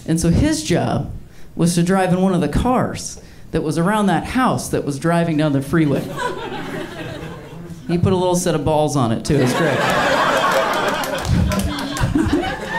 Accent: Ohio, United States; moved away as an adult; now in Los Angeles, United States; I come from truck nuts country, though. I'm from Ohio

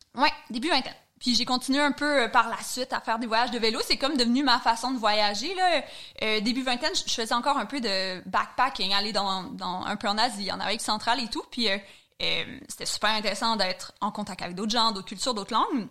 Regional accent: Chandler, Quebec, Canada; accent: Gaspé (not strong); moved away; je suis originaire de la Gaspésie, puis, euh, comme, euh, toute personne qui vient de région, j'ai quand même la chance d'avoir grandi dans la nature

